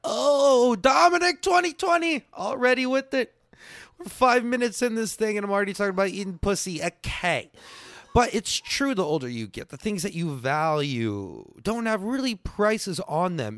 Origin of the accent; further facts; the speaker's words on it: Texas, United States; I'm just Texan